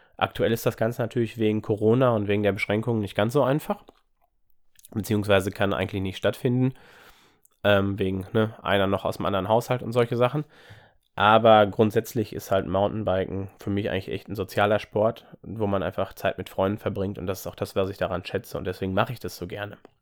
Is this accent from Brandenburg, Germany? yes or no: no; Ruhr area, North Rhine-Westphalia, Germany; komme ich auch aus der Gegend hier aus dem Ruhrgebiet